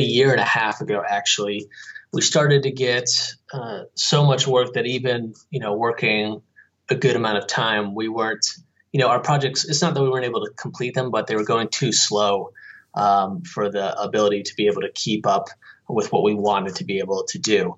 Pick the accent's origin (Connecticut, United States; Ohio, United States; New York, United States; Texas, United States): Connecticut, United States; moved away as an adult; also born or lived in Boston, Massachusetts; now in Phoenix, United States; I grew up on the East Coast in Connecticut, went to school in Boston